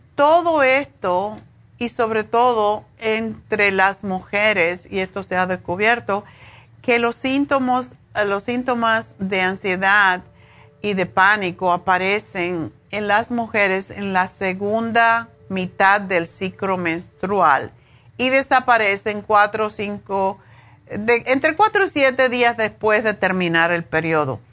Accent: Cuba; moved away as an adult; cuando me fui de Cuba

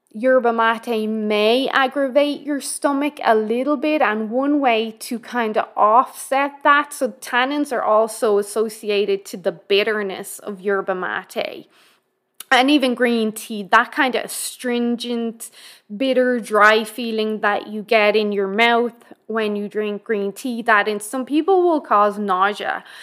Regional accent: Ireland; being Irish

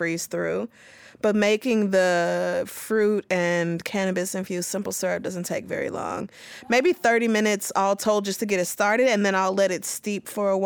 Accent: Oklahoma, United States; moved away; I grew up in Oklahoma

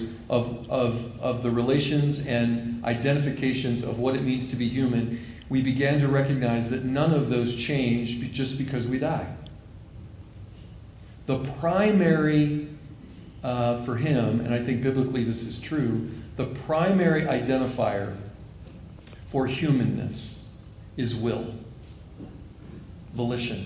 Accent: Missouri, United States; I am from Missouri a little bit, so I say wash.

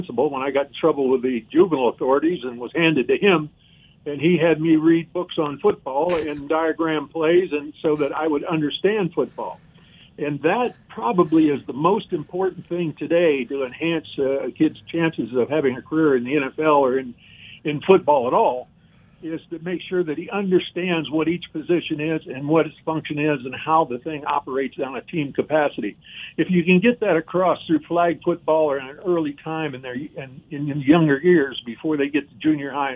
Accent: Cleveland, Ohio, United States; moved away; I grew up in the Cleveland area

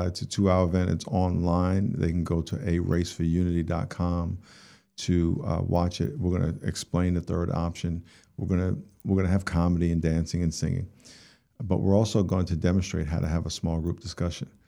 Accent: New York, United States; I grew up in New York and, uh, grew up in a black neighborhood

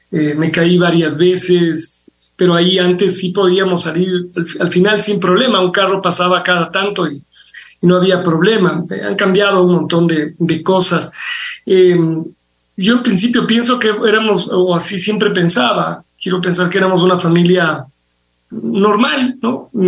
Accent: Quito, Pichincha, Ecuador; A yo, yo soy quiteño, es decir, mi papá y mi mamá son, son quiteños también

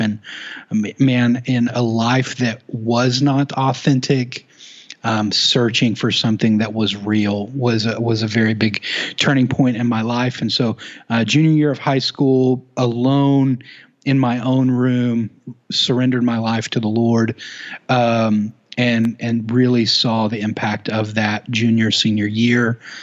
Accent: Duncan, Oklahoma, United States; born and raised in Oklahoma, um, a little town, Duncan, Oklahoma

